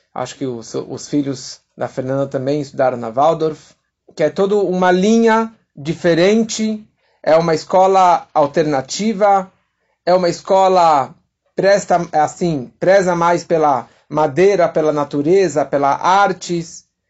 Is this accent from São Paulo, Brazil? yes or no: yes; São Paulo, Brazil; Eu nasci aqui em São Paulo, no bairro de Santana